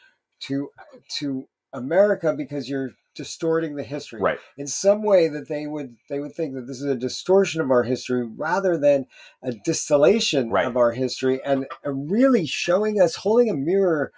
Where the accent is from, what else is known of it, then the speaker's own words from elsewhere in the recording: Union, New Jersey, United States; also born or lived in New York City; we lived in the city until I was five, and then I grew up in New Jersey. And we grew up in Union County